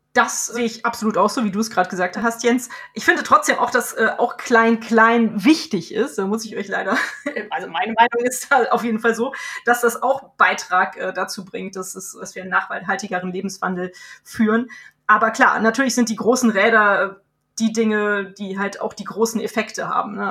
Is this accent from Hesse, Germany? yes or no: no; Cologne, North Rhine-Westphalia, Germany; den wir hier in meiner Heimatstadt manchmal haben